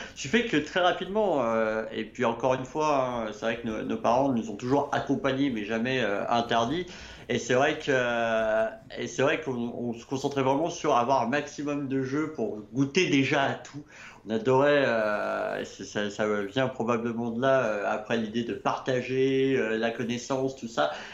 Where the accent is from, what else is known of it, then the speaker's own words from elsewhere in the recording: Annecy, Auvergne-Rhône-Alpes, France; je suis annécien pur souche. je suis né à Annecy. Je vis encore aujourd'hui à Annecy.